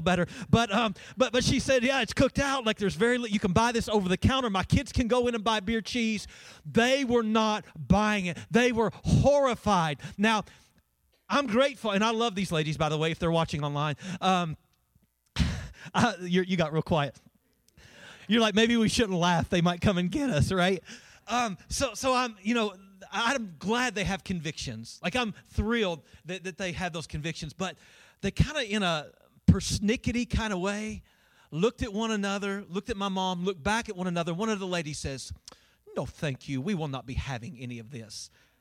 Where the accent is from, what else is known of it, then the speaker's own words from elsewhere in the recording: Winchester, Kentucky, United States; moved away as an adult; also born or lived in Colorado; I'm originally from Winchester. When I moved from Winchester to Colorado